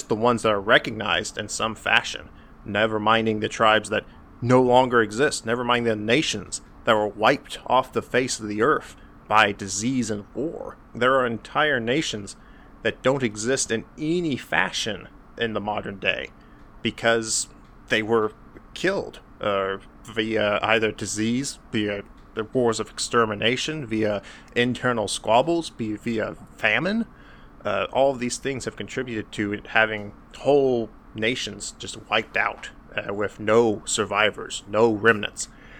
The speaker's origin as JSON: {"language": "English", "country": "United States", "said": "my personal experiences as an American"}